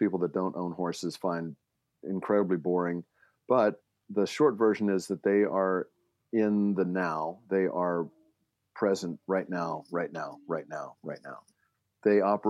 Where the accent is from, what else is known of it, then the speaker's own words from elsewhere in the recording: Baltimore, Maryland, United States; I grew up in Baltimore